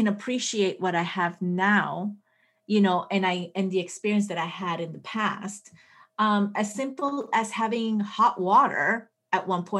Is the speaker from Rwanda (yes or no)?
no; Colombia; born there; also born or lived in Puerto Rico; I was born in Colombia. So my parents traveled a lot. So I wasn't, you know, my brother's from Venezuela, you know, I lived in Puerto Rico, like I traveled.